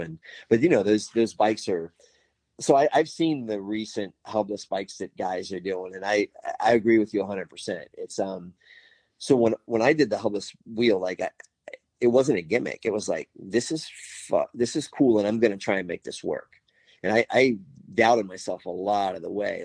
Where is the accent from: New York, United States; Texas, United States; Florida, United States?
Florida, United States; Miami; moved away as an adult; now in Tennessee, United States; I was born and raised in Miami in the 70s and 80s